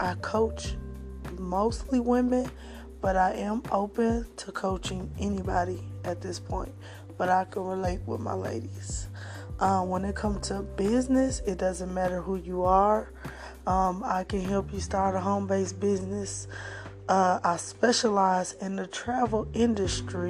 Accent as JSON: {"language": "English", "town": "Flint", "region": "Michigan", "country": "United States", "moved": "yes", "said": "I'm originally from Flint, Michigan, and my family came down here for better business opportunities"}